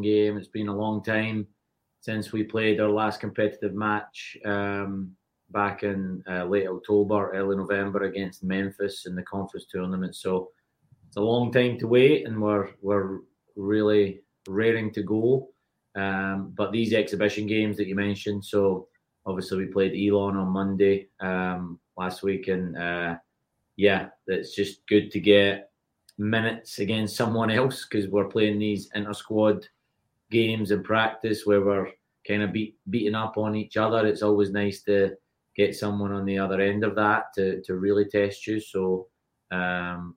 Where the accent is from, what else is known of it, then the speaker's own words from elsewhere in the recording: Paisley, Scotland, United Kingdom; moved away as an adult; also born or lived in North Carolina / Tennessee; now in United States; So I'm originally from Paisley, Scotland, which is just outside Glasgow